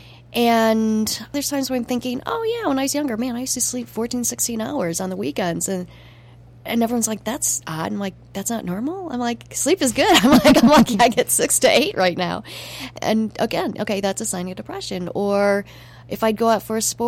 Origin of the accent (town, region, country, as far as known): United States; moved away as an adult; also born or lived in Montreal